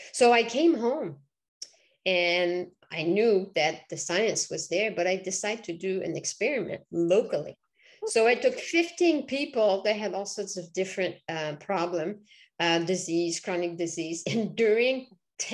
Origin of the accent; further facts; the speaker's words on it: Quebec, Canada; English is a second language; moved away as an adult; now in Vermont, United States; people will recognize my accent. So I'm originally from Quebec